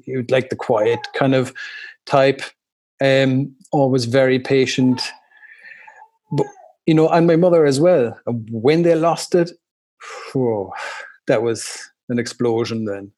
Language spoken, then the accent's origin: English; Ireland; moved away as an adult; also born or lived in Chicago, United States; now in Germany; growing up in Ireland like that, and our house, it was you know like the group of friends, it was a crazy house